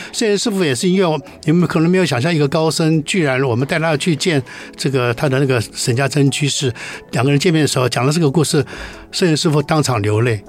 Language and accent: Chinese; Taiwan; 这是我们台湾人做的事情